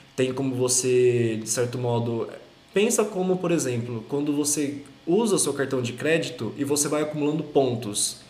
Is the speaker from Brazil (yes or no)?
yes; Brotas, São Paulo, Brazil; Brotas, minha cidade natal